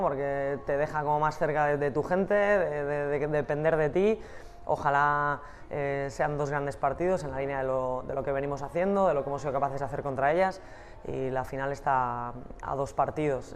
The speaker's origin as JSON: {"language": "Spanish", "town": "San Sebastián", "region": "Basque Country", "country": "Spain", "moved": "yes", "lives_now": "Madrid, Spain", "said": "las que somos de Donosti"}